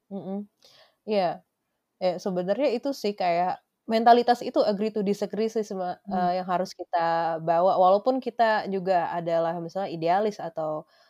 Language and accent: Indonesian; Indonesia; gue orang Indonesia